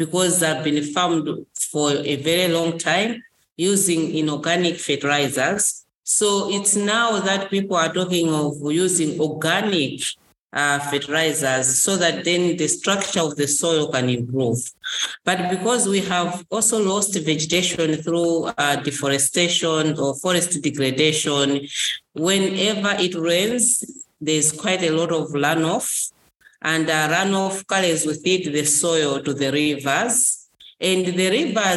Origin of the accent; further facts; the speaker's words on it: Malawi; from Malawi.